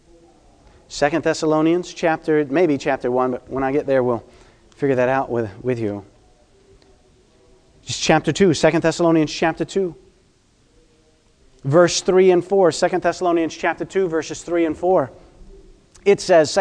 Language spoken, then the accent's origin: English; United States; I am American